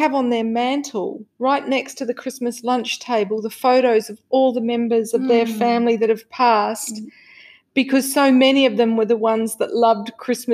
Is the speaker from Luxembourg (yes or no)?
no; Australia; growing up in Australia, my goodness, there was no emotional awareness